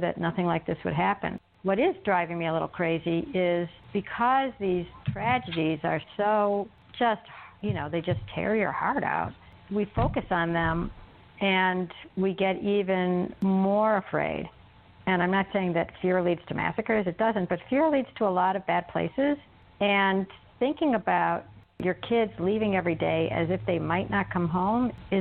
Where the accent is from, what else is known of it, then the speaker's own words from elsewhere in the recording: suburbs of Chicago, Illinois, United States; We grew up in the suburbs of Chicago